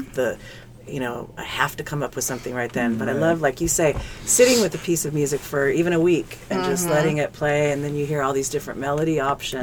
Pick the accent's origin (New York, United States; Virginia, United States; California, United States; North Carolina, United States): California, United States; Lancaster; I grew up in Lancaster, so Phelan was kind of in the area